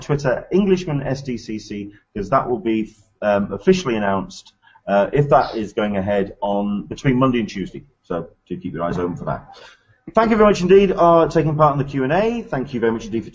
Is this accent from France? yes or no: no; England, United Kingdom; I'm from England